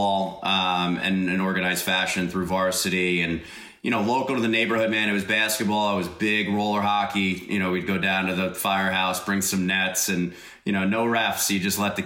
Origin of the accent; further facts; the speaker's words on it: Eastern Long Island, New York, United States; I grew up out on Eastern Long Island in New York